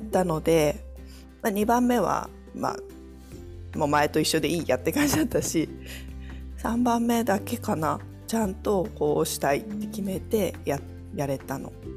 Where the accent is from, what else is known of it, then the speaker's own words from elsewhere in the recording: Kochi, Japan; moved away as an adult; also born or lived in Singapore; now in France; 自分の実家が高知なんですけど